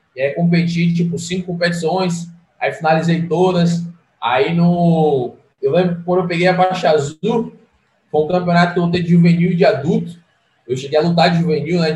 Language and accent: Portuguese; Salvador, Bahia, Brazil; sou baiano, nasci, nasci e criado em, em Salvador